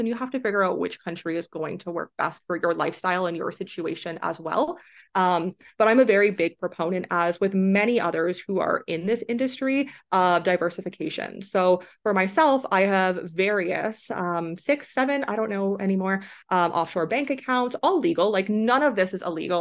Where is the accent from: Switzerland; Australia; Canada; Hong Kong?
Canada; moved away as an adult; also born or lived in China; I am from Canada